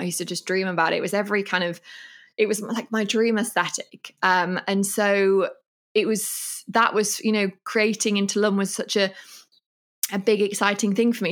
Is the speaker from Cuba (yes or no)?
no; England, United Kingdom; moved away as an adult; now in Mallorca, Spain; I'm from England and I love England in a million ways